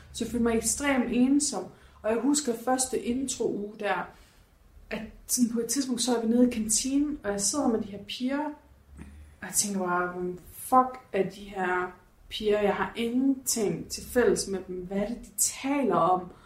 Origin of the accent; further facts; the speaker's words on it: Horsens, Central Denmark Region, Denmark; moved away; jeg var hjemme i Horsens her for nogle par uger siden